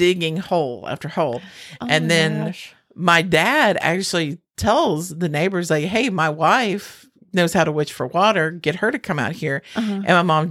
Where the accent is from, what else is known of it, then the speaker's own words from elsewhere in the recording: North Carolina, United States; we're from North Carolina.